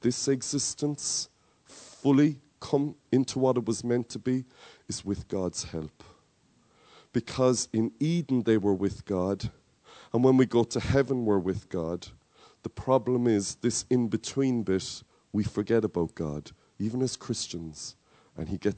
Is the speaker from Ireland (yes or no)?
yes; Cork, Munster, Ireland; accent: Cork; my Cork accent is kicking through